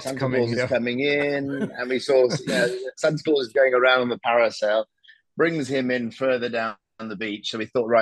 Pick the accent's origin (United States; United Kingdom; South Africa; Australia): United Kingdom; now in Dubai, United Arab Emirates; I'm British